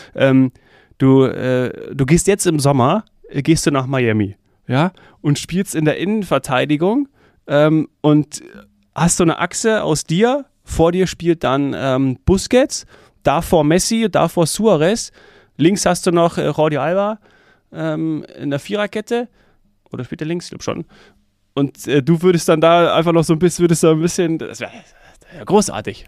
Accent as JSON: {"language": "German", "region": "Hesse", "country": "Germany", "tie": "born or raised there", "said": "ich als gebürtiger Hesse"}